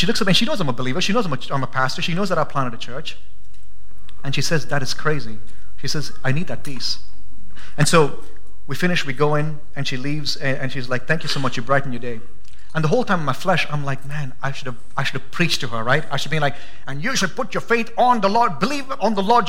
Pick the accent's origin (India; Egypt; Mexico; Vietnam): India; now in Boise, United States; I'm an Indian, forgive me. No, I'm an American now